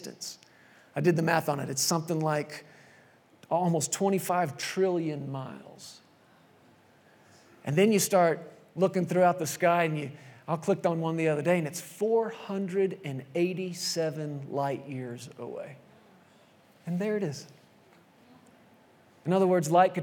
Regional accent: Texas, United States; moved away as an adult; I grew up in Texas and not out in the country or anything. We were there in the city, suburbs

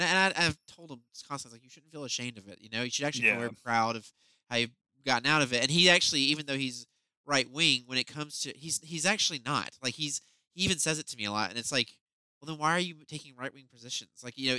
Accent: the South, United States; moved away; being a Southerner

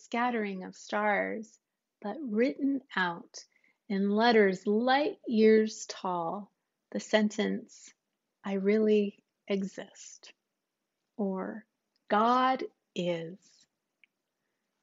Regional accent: United States; us Americans

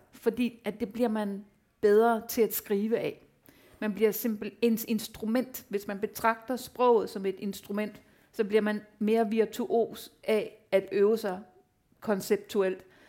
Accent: Denmark; jeg var den første dansker, der fik en novelle i The New Yorker

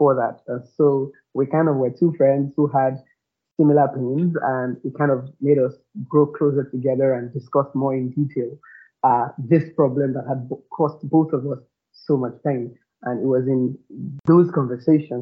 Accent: Lagos, Nigeria; also born or lived in Ibadan; we grew up together in Lagos.

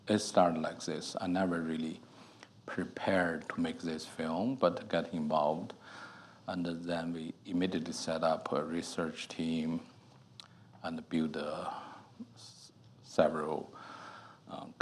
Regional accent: China; moved away as an adult; I grew up in China.

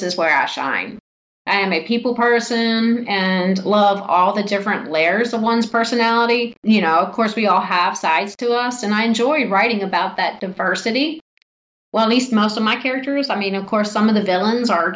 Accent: Martinsburg, West Virginia, United States; also born or lived in Washington, D.C.; my hometown, Martinsburg, West Virginia

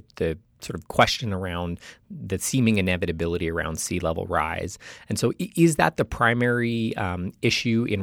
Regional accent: Canada; I'm Canadian

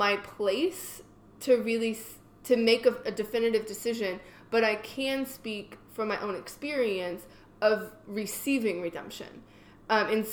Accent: California, United States; I grew up in California

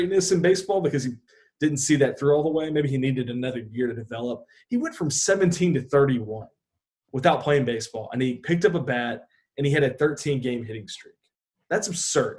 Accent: the South, United States; we all were growing up in the South

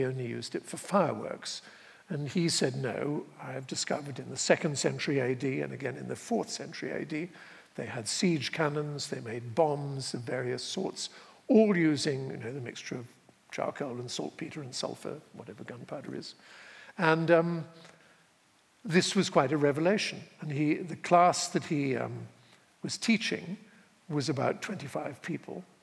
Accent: Dorset, South West England, United Kingdom; moved away as an adult; also born or lived in Connecticut; I grew up in Dorset

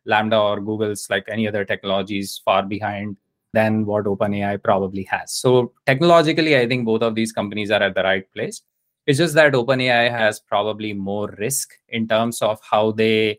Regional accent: India; I grew up in India

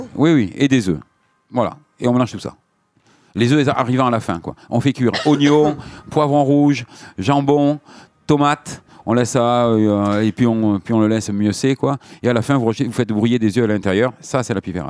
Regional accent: Biarritz, Nouvelle-Aquitaine, France; je suis né à Biarritz

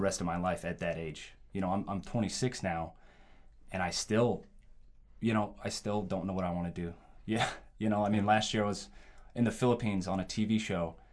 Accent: Nebraska, United States; born and raised in Nebraska, okay? Midwest boy

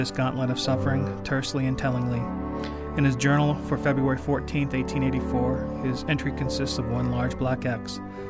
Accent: Pacific Northwest, United States; now in North Dakota, United States; I am from the Great Pacific Northwest

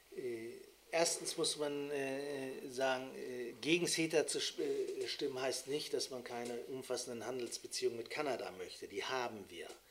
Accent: Bremen, Germany; würde ich als Bremer

